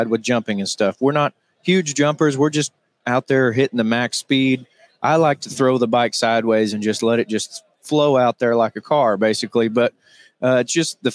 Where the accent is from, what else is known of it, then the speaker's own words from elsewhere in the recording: Harrison, Arkansas, United States; We're from Harrison, Arkansas